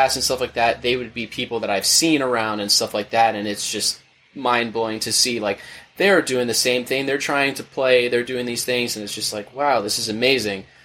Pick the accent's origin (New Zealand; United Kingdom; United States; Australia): United States; Orlando, Florida; I'm originally from Orlando, Florida